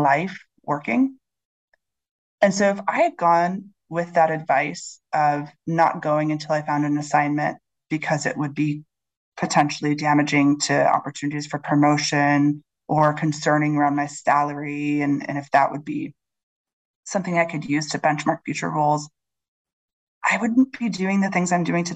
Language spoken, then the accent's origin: English; Chicago, Illinois, United States; now in London, United Kingdom; I'm from Chicago